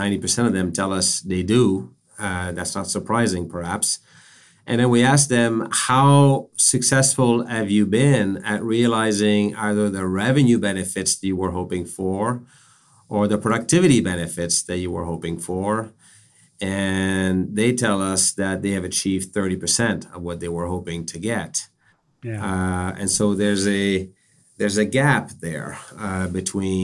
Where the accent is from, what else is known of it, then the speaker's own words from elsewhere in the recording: Canada; now in Boston, United States; I'm a Canadian by background. I'm based in Boston